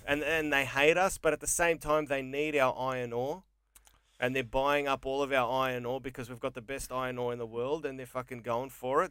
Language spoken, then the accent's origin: English; Australia; also born or lived in England; Australia is my father, Greece is my mother